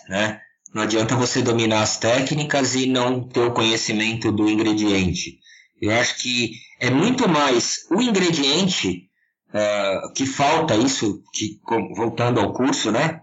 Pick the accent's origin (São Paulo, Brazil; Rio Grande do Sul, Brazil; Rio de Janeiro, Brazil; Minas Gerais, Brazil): São Paulo, Brazil; Serra da Cantareira; eu sou aqui da Serra da Cantareira, em São Paulo. Nasci, cresci e, e espero morrer no meio do mato